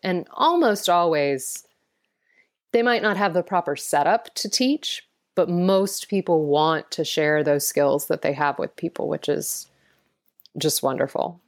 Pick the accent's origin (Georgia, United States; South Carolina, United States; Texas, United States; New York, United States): Georgia, United States; Atlanta; I was born in Atlanta